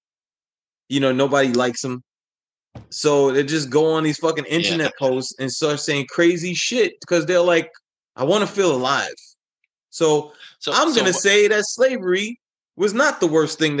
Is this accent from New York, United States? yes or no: yes; New York City, New York, United States; as a New Yorker, you kind of get trained, especially if you, like, you were a subway kid.